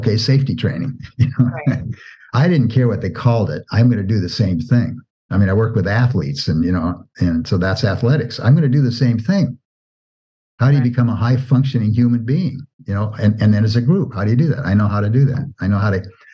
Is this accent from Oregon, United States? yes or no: yes; Oregon, United States; as a kid, I grew up in Oregon and was in Boy Scouts.